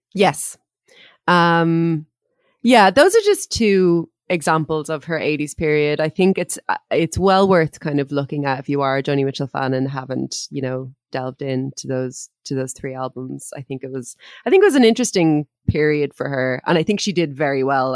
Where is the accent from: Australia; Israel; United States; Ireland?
Ireland; the kinds of words and phrases that we would that we would have used in Ireland